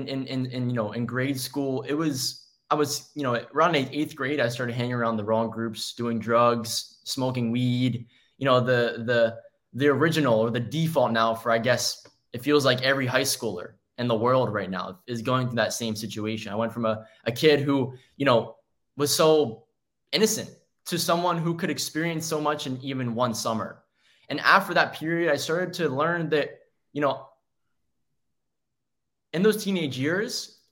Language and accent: English; Maryland, United States; I'm from Maryland originally